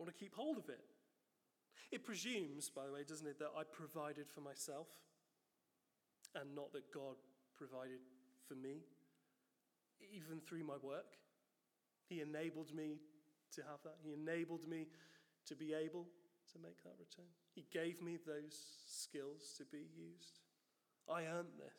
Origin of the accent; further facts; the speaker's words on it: United Kingdom; we're British